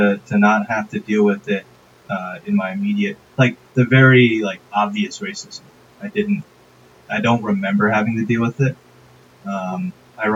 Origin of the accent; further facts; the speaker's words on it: Westchester, New York, United States; now in Fort Lee, United States; I grew up in Westchester, New York.